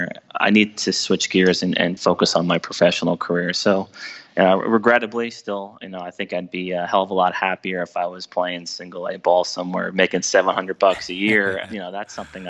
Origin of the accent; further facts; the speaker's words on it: New Jersey, United States; I'm from New Jersey